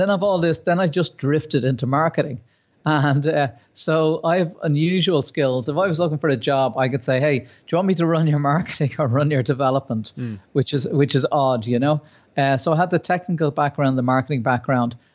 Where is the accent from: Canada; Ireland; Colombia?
Ireland; myself being Irish